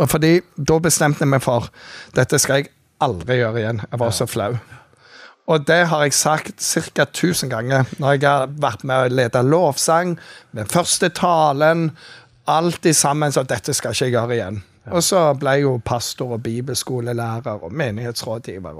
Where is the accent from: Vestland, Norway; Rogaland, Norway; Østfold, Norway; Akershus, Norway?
Rogaland, Norway; Jæren; moved away as an adult; also born or lived in Bergen; now in Kristiansand, Norway; jeg er oppvokst på Jæren